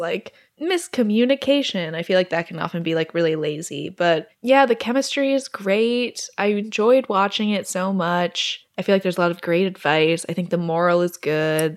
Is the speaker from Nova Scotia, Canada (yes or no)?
no; Alberta, Canada; moved away; my hometown in Alberta